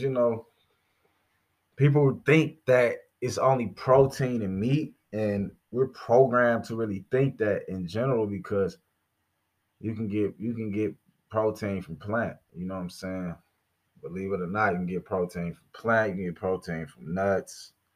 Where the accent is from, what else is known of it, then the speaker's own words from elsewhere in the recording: Gary, Indiana, United States; my hometown, Gary, Indiana